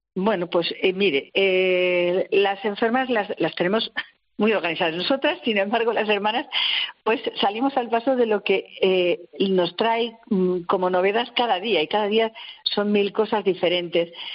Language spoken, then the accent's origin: Spanish; Logroño, La Rioja, Spain; now in Madrid, Spain; Yo soy de Logroño